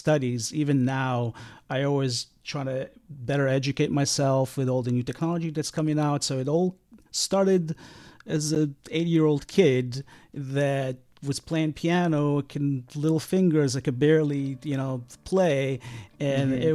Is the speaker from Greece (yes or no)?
no; Israel; moved away; I grew up in Israel